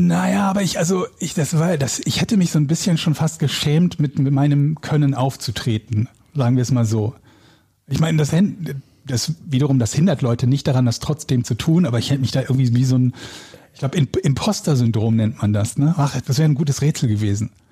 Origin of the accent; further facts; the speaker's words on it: Willich, North Rhine-Westphalia, Germany; now in Hamburg, Germany; Der kleine Hund und ich werden bald wieder in Nordrhein-Westfalen wohnen, in meiner alten Heimat, in, äh, in Willig, zwischen Gladbach, Krefeld und Düsseldorf